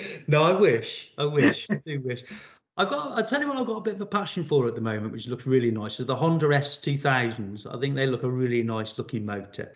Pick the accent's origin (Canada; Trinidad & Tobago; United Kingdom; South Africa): United Kingdom; Shrewsbury, West Midlands; took up a YTS panel beating apprenticeship with a local Vauxhall dealer in my hometown of Shrewsbury